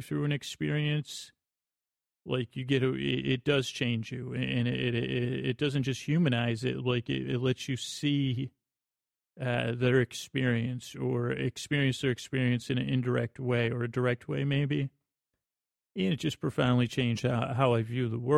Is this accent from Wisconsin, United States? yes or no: no; Syracuse, New York, United States; moved away as an adult; also born or lived in Bronx, New York; I grew up in Syracuse, New York